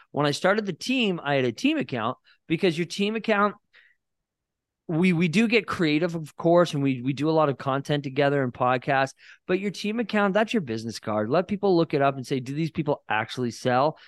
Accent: Barrie, Ontario, Canada; moved away as an adult; now in Niagara-on-the-Lake, Canada; I never lived in Niagara. I'm from Barrie, Ontario

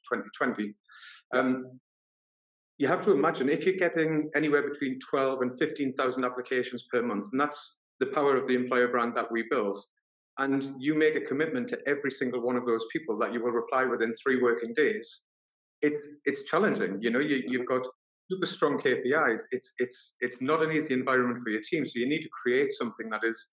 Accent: Newcastle upon Tyne, North East England, United Kingdom; also born or lived in Sunderland; I'm actually from Newcastle

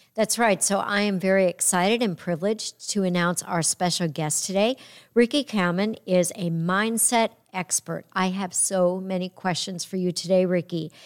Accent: New York, United States; I'm a New Yorker

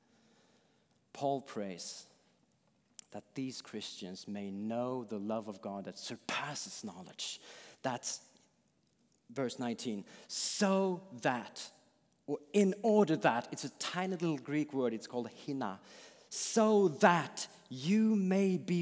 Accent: Sweden; I'm from Sweden

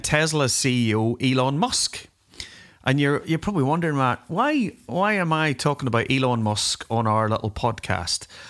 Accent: Northern Ireland, United Kingdom; accent: Northern Ireland; I put on my Northern Ireland accent a bit

